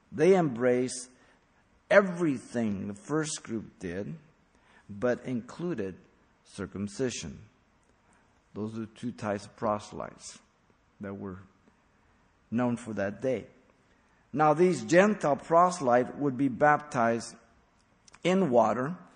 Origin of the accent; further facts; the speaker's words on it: Mexico City, Mexico; born there; I was raised a Catholic. I was born in Mexico City. I was a Catholic till 23 years old till the Lord saved me.